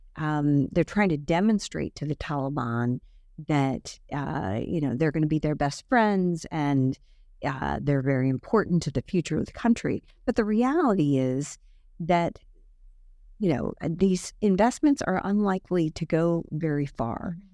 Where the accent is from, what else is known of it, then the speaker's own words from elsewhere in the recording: United States; as an American